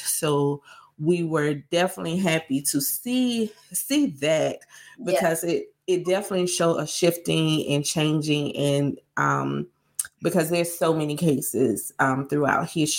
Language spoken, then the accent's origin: English; the South, United States; And since we're from the South, we want to give a big shout out to all of the students, alumni, and fans of the University of Georgia.